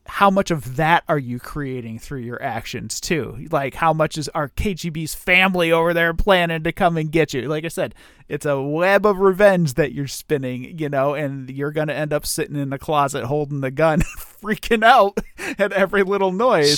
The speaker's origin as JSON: {"language": "English", "country": "United States", "said": "I'm American"}